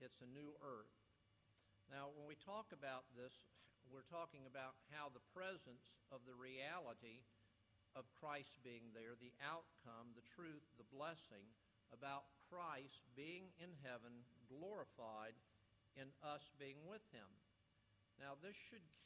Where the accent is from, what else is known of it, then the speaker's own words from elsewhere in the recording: West Palm Beach, Florida, United States; I grew up in South Florida, grew up in West Palm Beach.